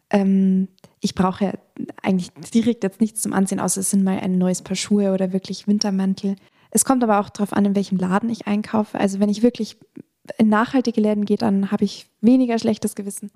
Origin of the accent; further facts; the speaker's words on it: Attenkirchen, Bavaria, Germany; Ich komme aus der Nähe von Freising, ich komme aus dem Dorf Attenkirchen